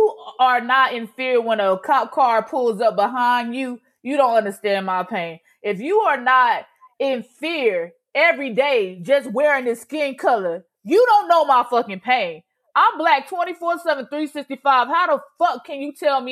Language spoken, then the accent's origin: English; Augusta, Georgia, United States; moved away; I am from Augusta, Georgia